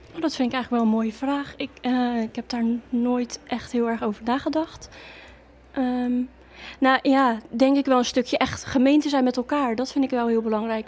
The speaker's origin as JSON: {"language": "Dutch", "town": "Waddinxveen", "region": "South Holland", "country": "Netherlands", "tie": "born or raised there", "moved": "yes", "lives_now": "Gouda, Netherlands", "said": "toen ik jong was altijd in Wanniksveen gewoond"}